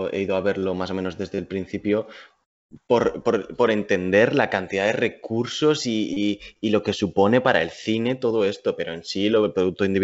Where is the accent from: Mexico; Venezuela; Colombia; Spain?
Spain; Valencian Community; yo soy español y valenciano.